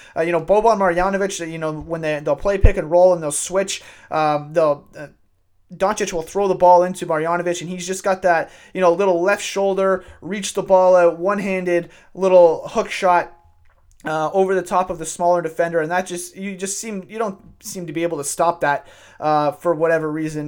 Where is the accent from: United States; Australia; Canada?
Canada; I'm a white male living uh, living and growing up in Canada